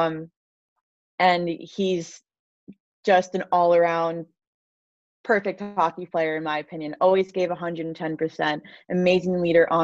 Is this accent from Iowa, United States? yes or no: no; New York, United States; I am from New York, so I should be a Giants or Jets fan